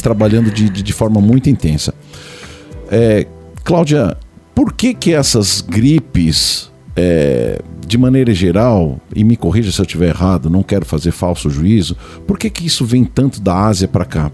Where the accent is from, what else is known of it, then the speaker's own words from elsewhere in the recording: São Paulo, Brazil; eu sou de São Paulo